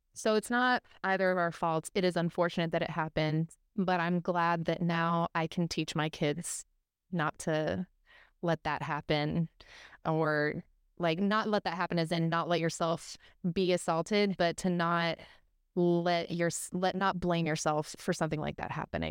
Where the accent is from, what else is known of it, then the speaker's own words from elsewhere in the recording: Arizona, United States; I grew up in Arizona